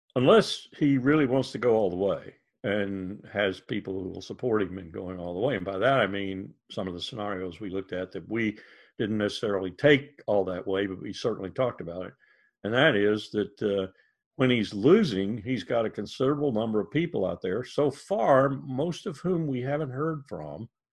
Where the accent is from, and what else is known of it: United States